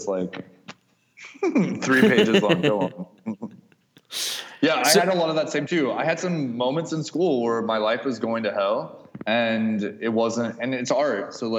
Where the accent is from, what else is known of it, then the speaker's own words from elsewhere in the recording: Kansas, United States; moved away; I learned something really quickly when I moved from Kansas to San Francisco, is that everyone in San Francisco who hated LA was actually from LA.